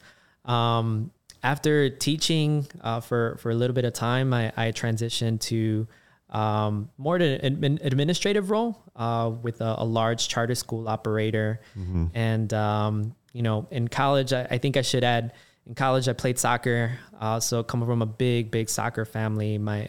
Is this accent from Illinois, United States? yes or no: yes; Chicago, Illinois, United States; Born and raised in Chicago, Southsider, you know, Little Village to Gage Park. And then after elementary school, parents moved us out to Southwest suburbs, went to a high school called Lincoln Way.